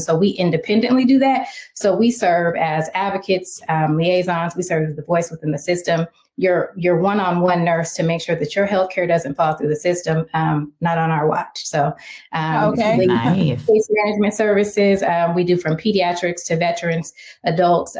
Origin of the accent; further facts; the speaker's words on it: Seattle, Washington, United States; also born or lived in Little Rock, Arkansas; I'm from Little Rock, Arkansas, and I grew up in Seattle